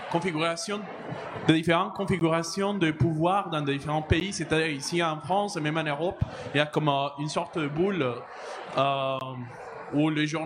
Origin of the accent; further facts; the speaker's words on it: Costa Rica; moi je viens du Costa Rica